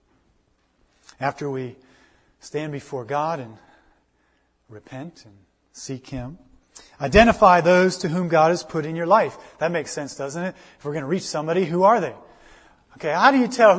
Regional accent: United States; I'm an American

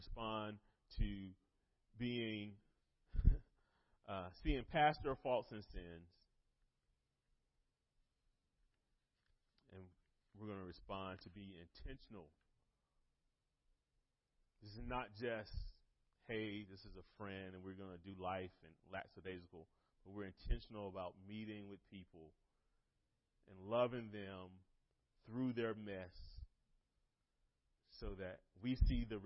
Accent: North Carolina, United States; moved away; I was in high school in a ministry back in my hometown in North Carolina

